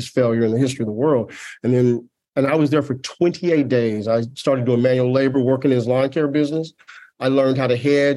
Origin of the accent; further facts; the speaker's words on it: Tulsa, Oklahoma, United States; I grew up in Tulsa, Oklahoma